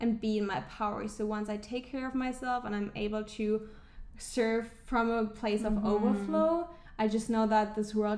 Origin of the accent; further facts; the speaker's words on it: Germany; moved away; I'm originally from Germany